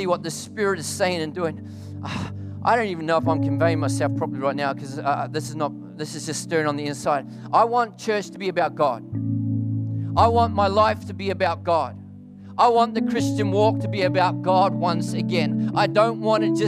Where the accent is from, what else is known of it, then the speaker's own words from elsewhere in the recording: New Zealand; moved away as an adult; now in Melbourne, Australia; I live in Australia, lived there for 24 years, lived here for 20 years. I'm a Kiwi, Aussie, Quasi, except when the All Blacks, then I'm a Kiwi